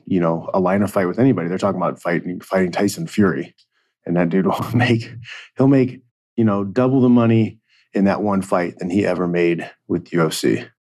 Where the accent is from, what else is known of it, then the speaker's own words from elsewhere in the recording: Indiana, United States; I grew up in Indiana